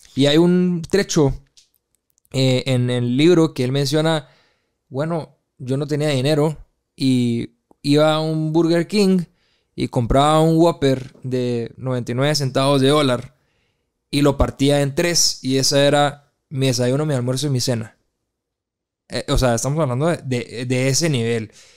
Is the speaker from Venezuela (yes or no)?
no; Guatemala; moved away; also born or lived in Brazil; regresé a Guatemala hace dos años aproximadamente y me siento migrante en mi país